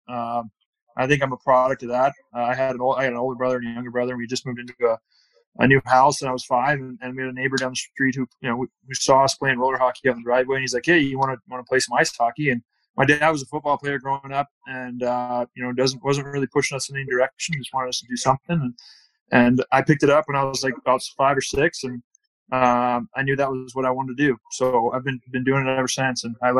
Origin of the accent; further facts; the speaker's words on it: California, United States; now in Park City, United States; I live in just outside of Park City, Utah. I'm originally from California, but left there a while ago.